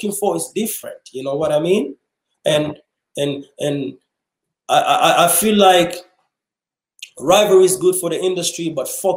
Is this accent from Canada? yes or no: no; Kenya; now in Kansas City, United States; we was refugees growing up in Kenya.